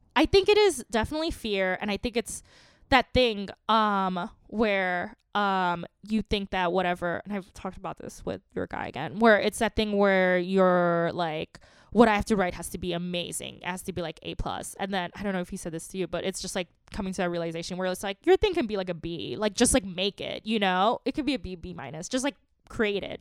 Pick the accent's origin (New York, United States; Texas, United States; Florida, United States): New York, United States; New York City; I grew up in Queens